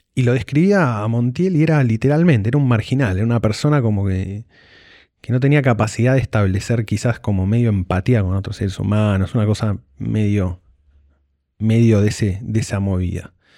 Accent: Argentina; sabemos nosotros como argentinos

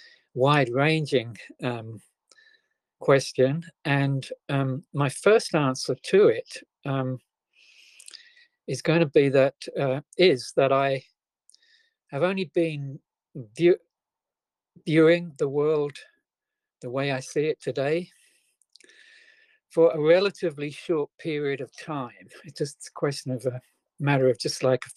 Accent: England, United Kingdom; I was born in England, the very early 1950s, just after World War II.

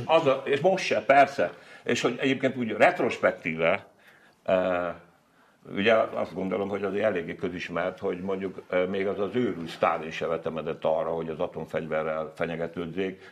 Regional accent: Hungary; first language Hungarian; meg nem azért születtem ide, meg nem azért vagyok itt, azon kívül nem tudok magyaron kívül semmit

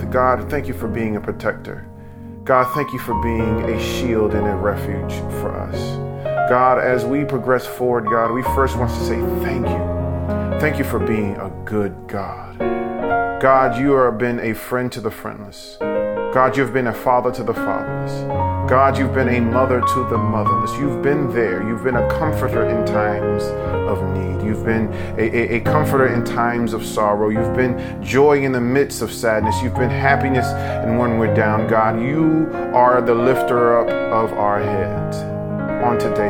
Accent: New York, United States; when I was a kid, you know, growing up in New York

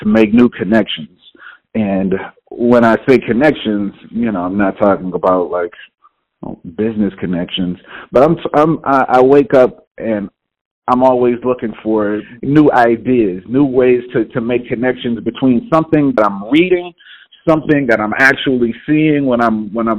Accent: Houston, Texas, United States; moved away; I'm originally from Houston, Texas

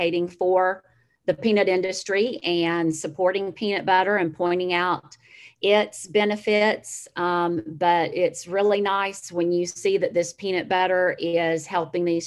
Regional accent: Citrus County, Florida, United States; also born or lived in Levy County, Florida; Our farm is in Levy County, but I grew up in Citrus County, still have family here.

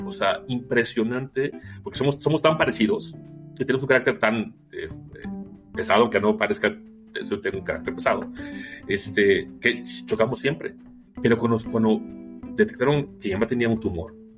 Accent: Mexico

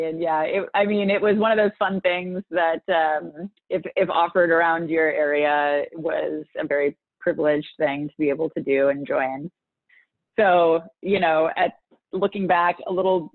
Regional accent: San Francisco, California, United States; also born or lived in Los Angeles; now in Minneapolis, United States; I grew up in San Francisco when the internet didn't exist yet

